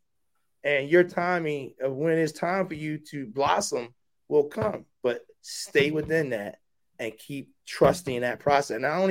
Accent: Baltimore, Maryland, United States; moved away; also born or lived in Mississippi; I'm a kid from West Baltimore

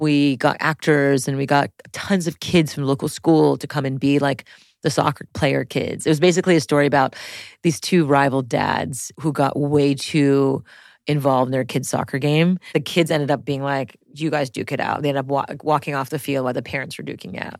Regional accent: Montreal, Quebec, Canada; I grew up in French Montreal, in, like, the most French part of La Rivista de Montreal, like the South Shore of Montreal

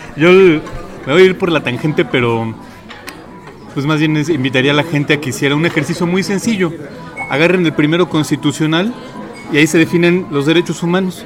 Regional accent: Mexico; seguimos siendo seguimos siendo mexicanos

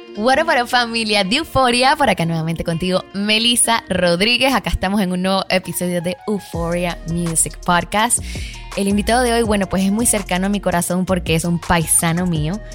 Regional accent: Havana, Cuba; now in Miami, United States; A mí como cubana

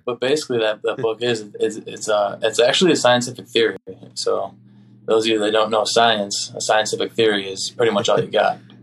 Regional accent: Oconomowoc, Wisconsin, United States; my hometown

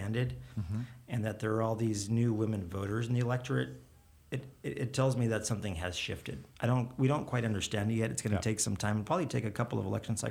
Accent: El Paso, Texas, United States; El Paso, my hometown

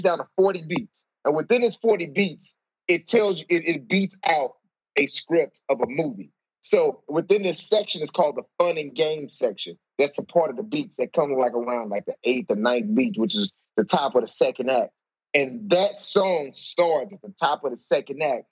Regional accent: St. Louis, Missouri, United States; I'm from St. Louis, Missouri

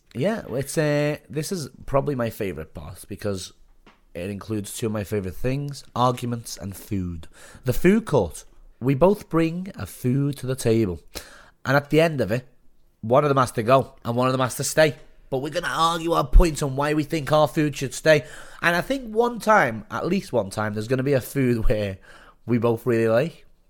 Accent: Liverpool, North West England, United Kingdom; now in south coast, England; I'm from Liverpool.

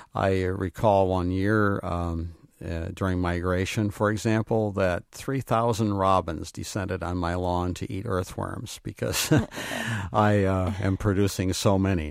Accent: Grand Rapids, Michigan, United States; now in Dunn, Wisconsin, United States; I grew up in Grand Rapids in an urban church

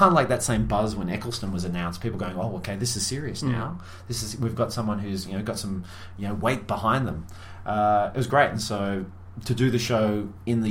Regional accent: Australia

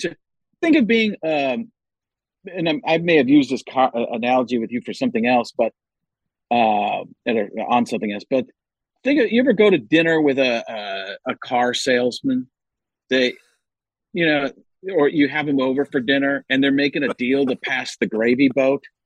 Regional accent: Wisconsin, United States; moved away; also born or lived in California; growing up in Wisconsin that I had to get used

